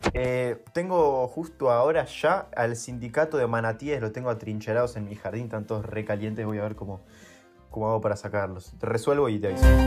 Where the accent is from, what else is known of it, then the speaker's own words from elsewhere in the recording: Buenos Aires, Argentina; vamos al, al mismo colegio, vamos en la ciudad de Buenos Aires nosotros